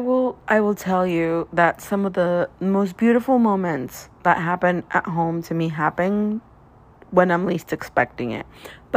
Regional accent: Guadalajara, Jalisco, Mexico; now in Los Angeles, United States; I'm from Guadalajara

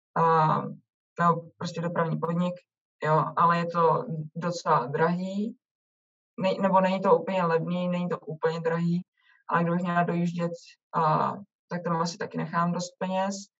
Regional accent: Czechia; moved away as an adult; now in Canada

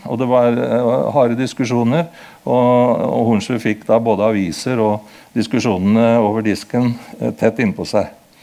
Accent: Kongsberg, Buskerud, Norway; also born or lived in Modum / Horten; Jeg er født på Modum, og jeg vokste opp i Kongsberg

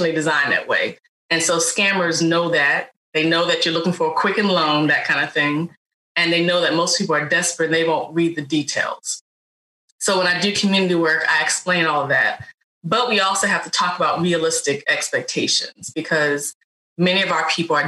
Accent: Richmond, Virginia, United States; also born or lived in North Carolina; now in Baltimore, United States; whether that's when I lived in North Carolina, I now live in Baltimore, but I'm from Richmond, Virginia

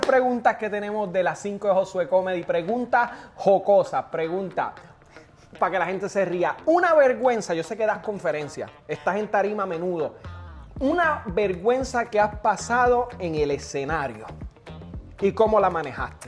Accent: Puerto Rico; Yo soy puertorriqueño

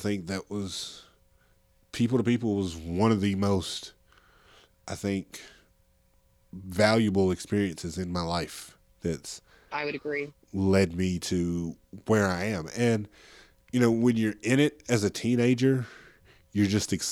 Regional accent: Middle Tennessee, United States; I'm black man from Middle Tennessee

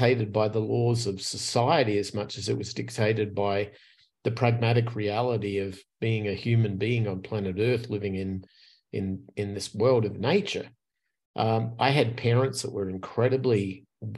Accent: Adelaide, South Australia, Australia; moved away as an adult; now in Scottsdale, United States; I grew up until I was about 25 in a city on the south central coast of Australia called Adelaide

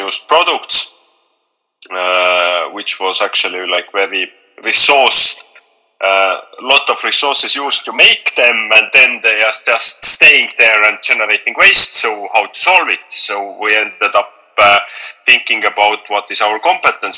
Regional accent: Tallinn, Harju County, Estonia; from Tallinn, Estonia

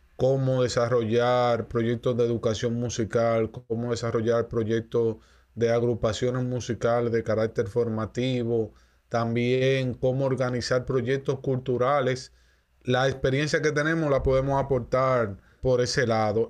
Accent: Dominican Republic; primero como dominicano y luego como músico

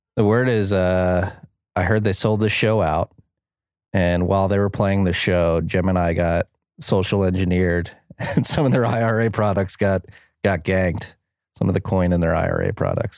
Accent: United States; I am that American

